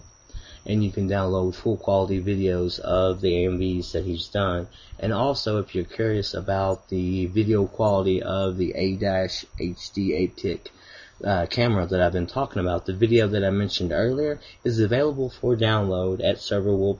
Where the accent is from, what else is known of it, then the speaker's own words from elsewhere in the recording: Kentucky, United States; accent: Kentucky; my fine Kentucky accent